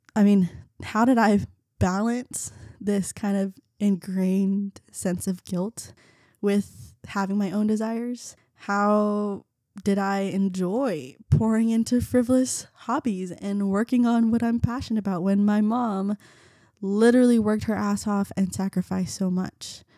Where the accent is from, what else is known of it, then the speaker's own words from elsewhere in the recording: Garland, Texas, United States; first language Vietnamese; English is a second language; also born or lived in North Carolina / Keller, Texas; I grew up in Garland.